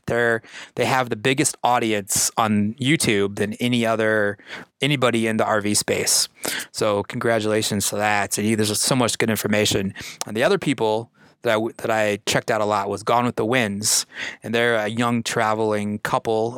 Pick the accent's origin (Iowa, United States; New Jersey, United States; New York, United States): Iowa, United States; moved away as an adult; also born or lived in Denver, Colorado; I'm born in the Midwest. I grew up in Iowa. Uh, I moved to Denver, Colorado in 1999 to go to art school